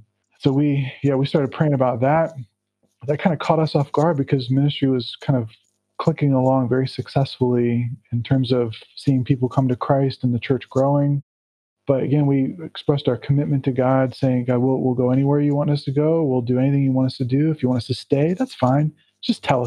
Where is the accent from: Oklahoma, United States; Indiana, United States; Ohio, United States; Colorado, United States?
Ohio, United States; Cincinnati; moved away as an adult; also born or lived in Chicago; now in Berlin, Germany; my hometown, Cincinnati, Ohio